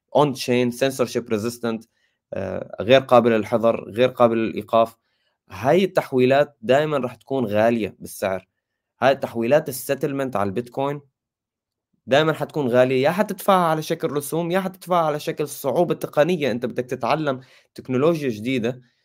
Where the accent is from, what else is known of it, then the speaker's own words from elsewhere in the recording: Syria; انا سوري